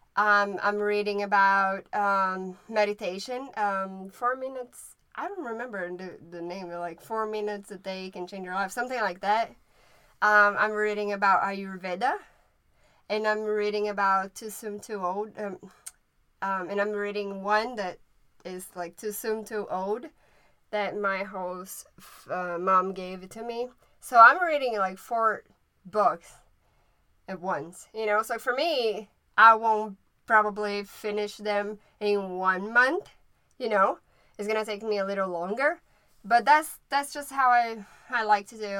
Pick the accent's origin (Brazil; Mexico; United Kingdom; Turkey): Brazil; first language Portuguese; English is a second language; also born or lived in Maryland; now in United States; I am from Brazil and I speak Portuguese.